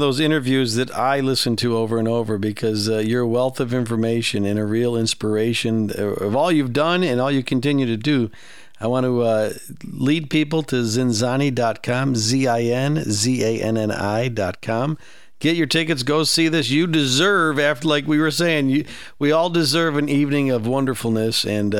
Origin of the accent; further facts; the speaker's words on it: Chicago, Illinois, United States; I live out in a farm now. I grew up in Chicago, but the older I get, the farther and farther away I get from civilization.